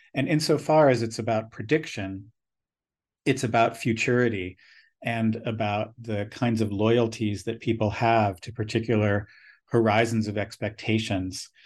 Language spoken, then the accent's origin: English; United States; also born or lived in United States West Coast; growing up on the United States East Coast and then the West Coast